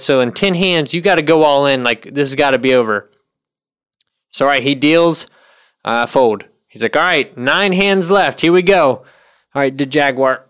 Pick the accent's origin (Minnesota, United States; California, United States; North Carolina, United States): North Carolina, United States; moved away; I'm from North Carolina.